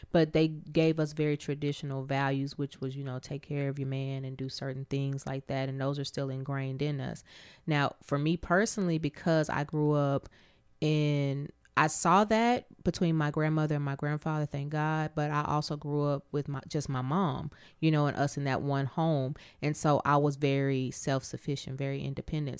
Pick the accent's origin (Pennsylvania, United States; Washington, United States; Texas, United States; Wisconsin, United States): Texas, United States; Abilene; moved away; I'm originally from Abilene, Texas